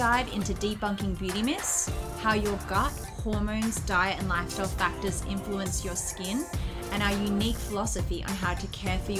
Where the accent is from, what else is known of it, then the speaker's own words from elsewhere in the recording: Perth, Western Australia, Australia; So I was born and raised in Western Australia, in Perth.